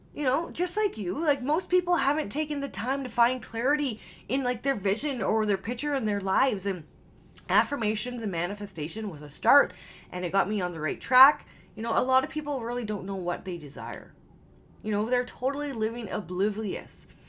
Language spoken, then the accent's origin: English; Canada; I am Canadian